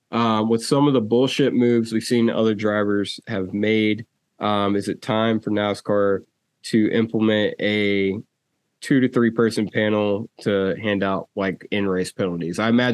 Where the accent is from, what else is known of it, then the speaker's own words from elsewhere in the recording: Southern United States, United States; And being a Southerner myself